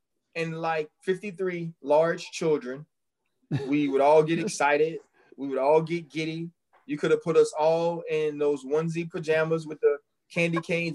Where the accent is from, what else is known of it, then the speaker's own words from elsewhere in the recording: New Orleans, Louisiana, United States; I'm from New Orleans.